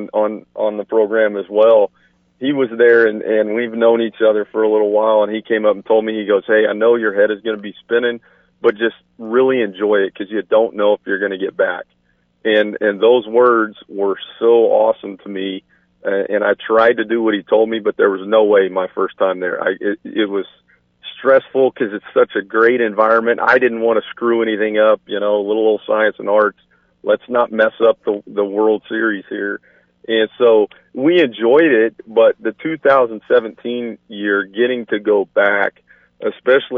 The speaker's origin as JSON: {"language": "English", "area": "near Chickasha", "region": "Oklahoma", "country": "United States", "tie": "born or raised there", "said": "I'm from Oklahoma, grew up not too far from Chickasha"}